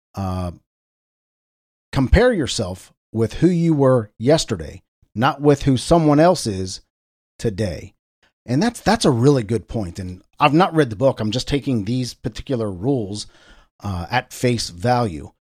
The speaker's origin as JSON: {"language": "English", "town": "Cincinnati", "region": "Ohio", "country": "United States", "tie": "born or raised there", "said": "my hometown, W L W T in Cincinnati, Ohio."}